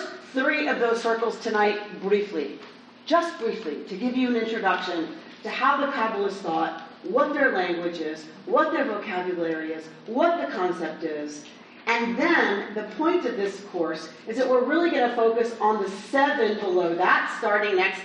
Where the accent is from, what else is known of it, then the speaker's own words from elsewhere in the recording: the South, United States; I'm from the South